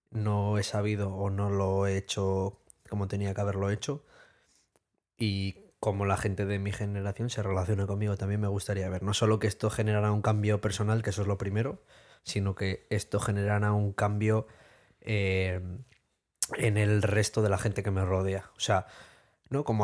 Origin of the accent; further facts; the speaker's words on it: Spain; somos españoles.